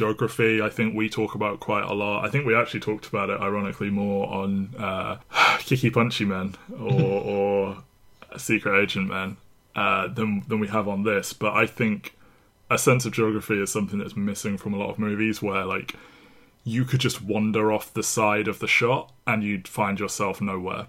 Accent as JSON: {"language": "English", "region": "England", "country": "United Kingdom", "said": "as an English person"}